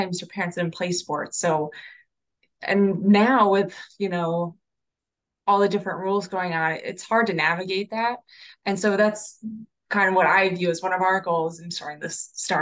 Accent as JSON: {"language": "English", "town": "West Chester", "region": "Pennsylvania", "country": "United States", "tie": "born or raised there", "also_born_or_lived": "Philadelphia", "said": "I grew up in Westchester. And then, when I went to college, I went to Temple"}